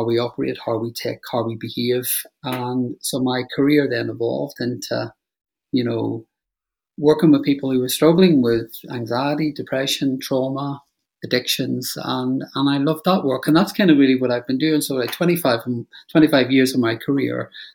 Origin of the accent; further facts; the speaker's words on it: Northern Ireland, United Kingdom; moved away; I grew up in Northern Ireland